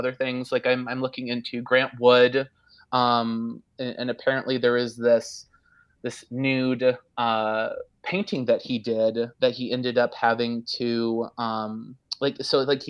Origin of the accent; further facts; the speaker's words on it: Iowa, United States; I grew up in Iowa. I'm an Iowa boy, born and raised.